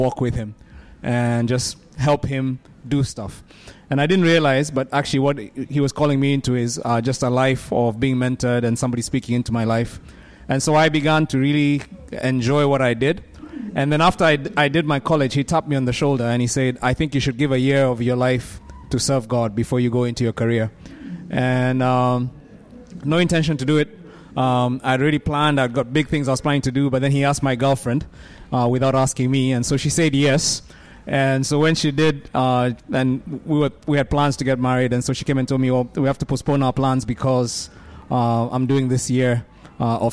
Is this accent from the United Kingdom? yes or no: no; Nairobi, Kenya; I'm from Nairobi, Kenya. And I lead a church there.